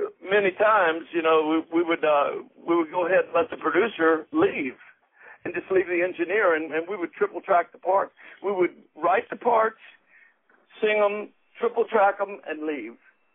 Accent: Louisiana, United States; moved away as an adult; where I grew up in Louisiana, only 3,000 people right on the Texas border on Interstate 10.

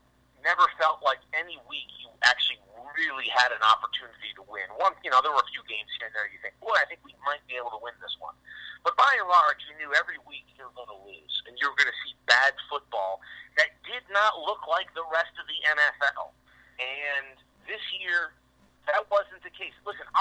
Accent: New England, United States; growing up in New England

